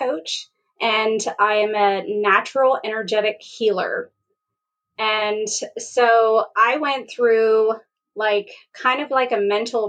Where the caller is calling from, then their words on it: Morgantown, West Virginia, United States; I'm located in Morgantown, West Virginia, home of the Mountaineers.